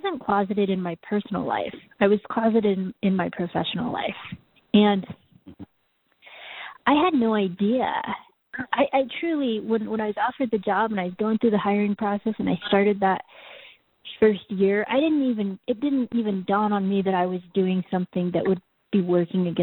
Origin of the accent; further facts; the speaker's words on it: Boise, Idaho, United States; also born or lived in South Korea; I was raised in Boise, Idaho